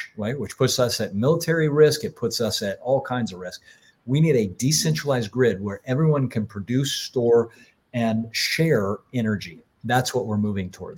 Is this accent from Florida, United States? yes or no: yes; Florida, United States; When I was a kid and I grew up in Florida